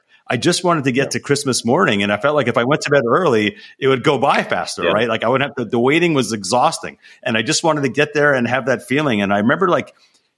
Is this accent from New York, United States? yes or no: yes; Long Island, New York, United States; moved away; also born or lived in Connecticut; we grew up in Long Island. We had our fair share of snow, outside New York City. But when we moved to Connecticut, we really got a decent amount of snow